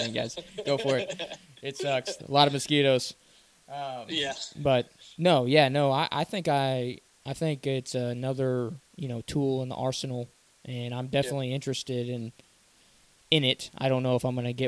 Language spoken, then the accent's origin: English; Missouri, United States; we're from Missouri